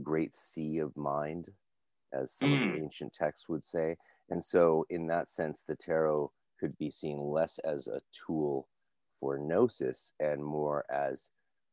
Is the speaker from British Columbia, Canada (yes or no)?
yes; North Vancouver, British Columbia, Canada; I grew up in Lynn Valley